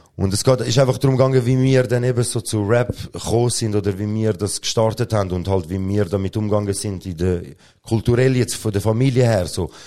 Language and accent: German; Switzerland; ich bin da geboren. Erster Boden ist Schweizer Boden